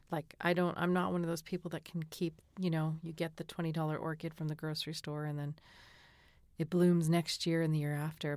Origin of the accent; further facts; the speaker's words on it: Massachusetts, United States; growing up in Massachusetts, we lived, um, there's a big, big hill with a little pond behind our house